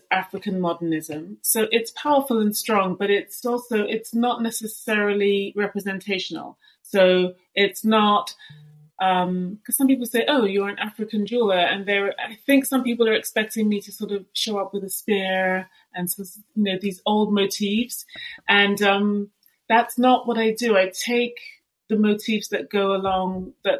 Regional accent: London, United Kingdom; I was born and raised in London

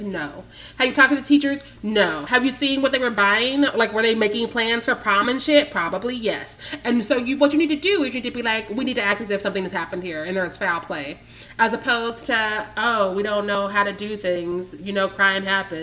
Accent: Kansas City, Missouri, United States; moved away as an adult; also born or lived in Chicago; I'm coming from Kansas City, Missouri. That's where I was born and raised

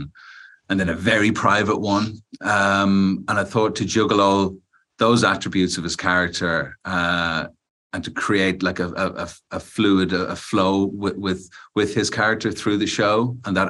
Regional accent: Ireland; we're both Irish

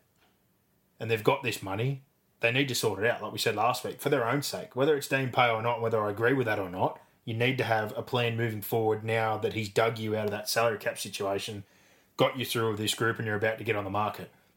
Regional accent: Penrith, New South Wales, Australia; we're from Penrith

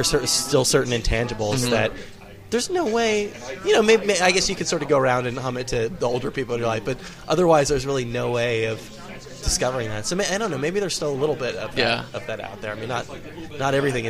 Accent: Bay Area, California, United States; now in New York City, United States; I'm from the Bay Area, so we have our own things up there.

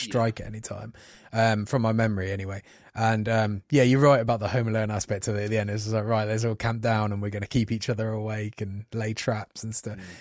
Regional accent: Coventry, West Midlands, United Kingdom; I come from Coventry, you know, like a rough little city

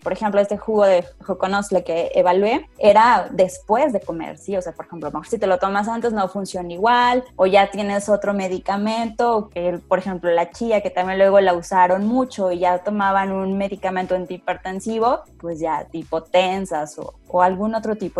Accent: San Luis Potosí, Mexico; de las regiones aquí de San Luis Potosí, de donde yo soy

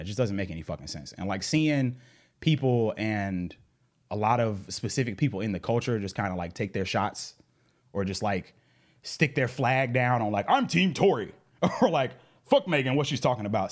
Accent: Atlanta, Georgia, United States; I was raised in Southwest Atlanta in the nineties

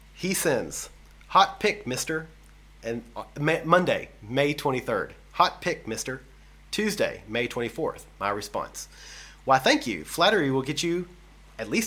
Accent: United States; moved away; I'm from the States

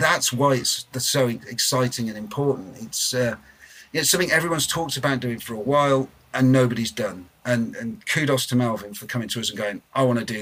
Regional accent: Blackpool, North West England, United Kingdom; I'm from Blackpool. Neither are lovely places to come from. I mean, I love my hometown

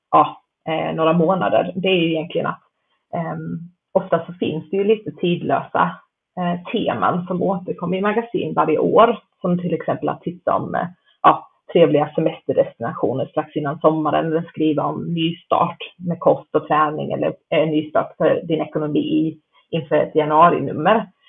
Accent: Canada; moved away; jag pluggade till journalist i Kanada, där jag är uppvuxen

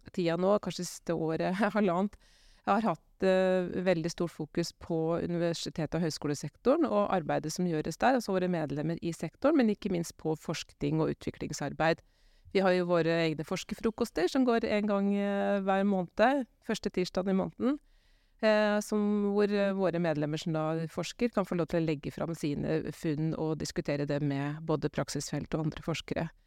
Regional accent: Gjøvik, Innlandet, Norway; jeg er fra Gjøvik, så jeg er egentlig fra egentlig totning

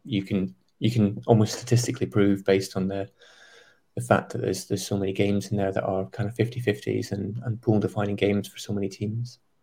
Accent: Scotland, United Kingdom; as a, as a Scotsman

